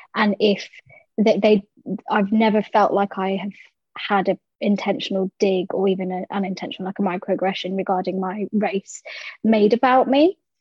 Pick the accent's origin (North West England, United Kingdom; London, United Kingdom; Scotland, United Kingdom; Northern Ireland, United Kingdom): London, United Kingdom; I was born and raised in South London